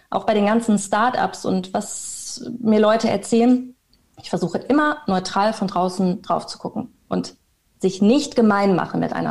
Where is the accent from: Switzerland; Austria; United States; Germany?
Germany; Bielefeld, North Rhine-Westphalia; moved away as an adult; ich komme aus Bielefeld, äh, bin ich dann mit 19 nach Köln gezogen und habe Medienmanagement studiert.